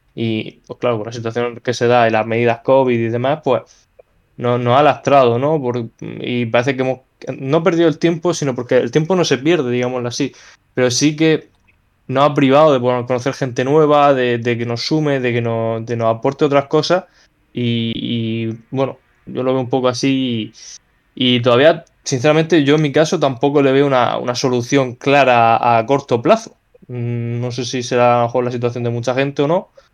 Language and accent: Spanish; Spain; now in Murcia, Spain; como somos los españoles